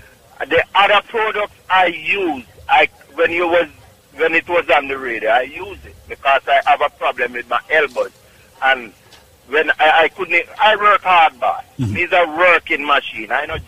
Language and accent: English; Syria; English is a second language; I grew up in Syria.